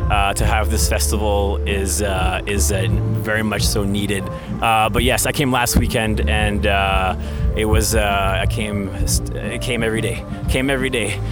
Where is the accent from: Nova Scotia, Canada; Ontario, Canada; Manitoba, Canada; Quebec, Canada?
Manitoba, Canada; Winnipeg; I am from St. Boniface, Manitoba.